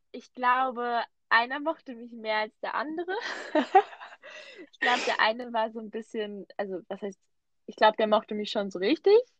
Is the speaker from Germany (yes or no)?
no; Switzerland; Bei uns in der Schweiz